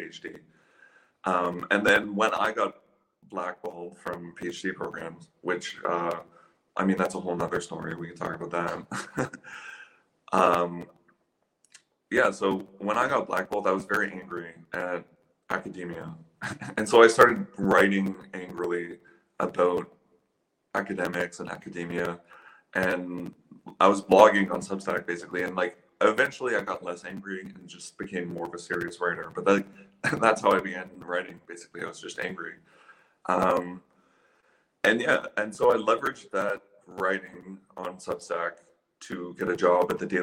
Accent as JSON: {"language": "English", "town": "Ottawa", "region": "Ontario", "country": "Canada", "tie": "born or raised there", "also_born_or_lived": "London, Ontario", "moved": "as an adult", "said": "I grew up in Ottawa. Like, my first 20 years of my life I spent in Ottawa"}